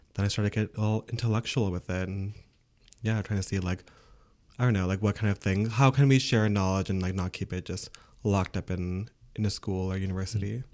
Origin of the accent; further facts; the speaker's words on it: Ontario, Canada; first language English; now in Quebec, Canada; I'm from Ontario